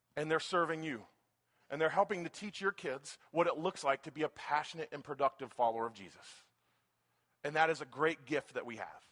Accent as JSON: {"language": "English", "town": "Folsom", "region": "California", "country": "United States", "said": "I'm from Folsom"}